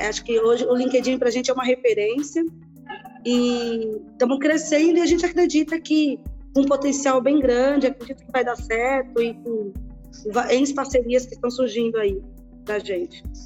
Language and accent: Portuguese; São Paulo, Brazil; also born or lived in Bahia; vim para São Paulo com seis anos de idade, Marcos, e estudei numa escola pública aqui em Paraisópolis